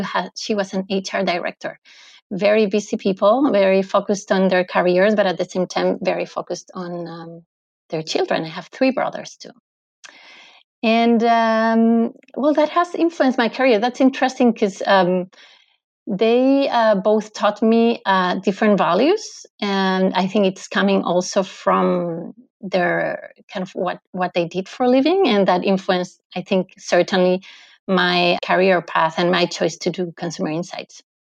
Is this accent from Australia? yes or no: no; Madrid, Community of Madrid, Spain; now in Lausanne, Switzerland; Okay, so I am originally from Madrid, from Spain, but I live in Lausanne, in Switzerland